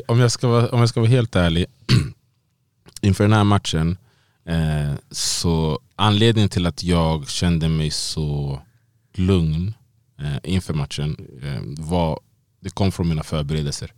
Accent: Sweden; moved away as an adult; now in Las Vegas, United States; jag är född och uppvuxen här i Sverige

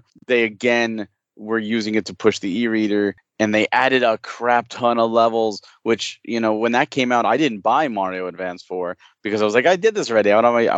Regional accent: Fair Lawn, New Jersey, United States; I'm in Jersey

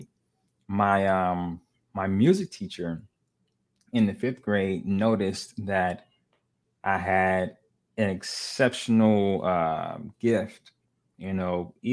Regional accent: Pittsburgh, Pennsylvania, United States; now in Atlanta, United States; Mom, single parent, mm-hmm. growing up in Pittsburgh

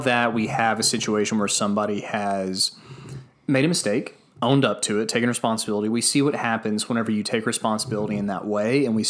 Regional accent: United States; that makes me feel good as an American

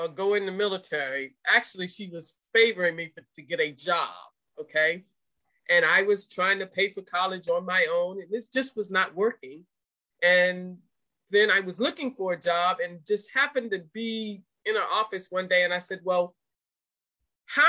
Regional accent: Largo, Florida, United States; I'm originally from Largo, Florida, the community of Ridgecrest

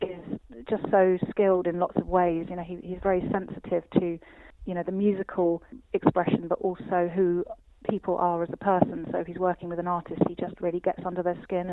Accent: London, United Kingdom; also born or lived in Austria; I was born in Austria and I grew up in London.

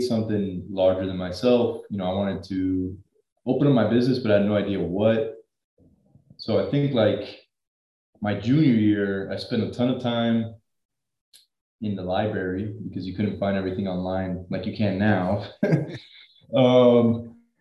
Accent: Miami, Florida, United States; born and raised in South Florida, good old Miami

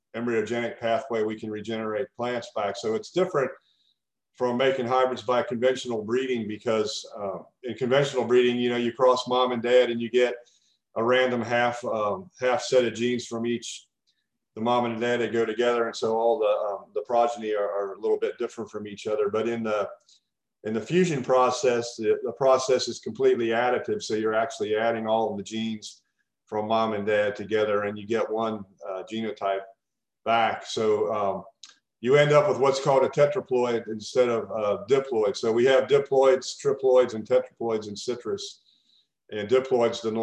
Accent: Kentucky, United States; moved away as an adult; now in Florida, United States; I grew up in Kentucky, and I did my PhD at the University of Kentucky

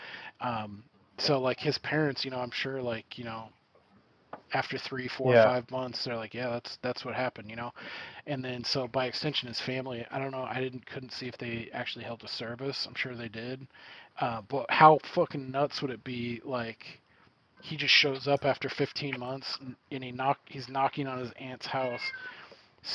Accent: Northern California, United States; I'm from Northern California.

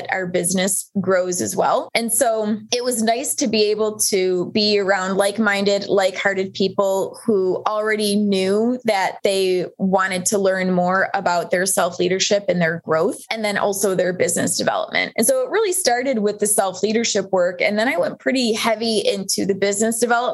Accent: Buffalo, New York, United States; moved away as an adult; also born or lived in Colorado; I'm originally from Buffalo, New York, and had moved to Colorado once I resigned from teaching

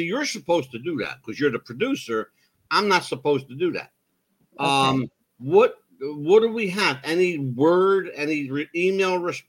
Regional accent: East Coast, United States; This is called being born and bred on the East Coast.

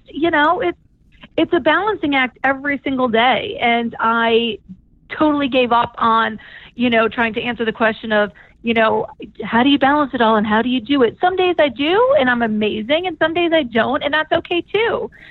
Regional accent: New Orleans, Louisiana, United States; moved away; childhood friends from when we were um, growing up in New Orleans.

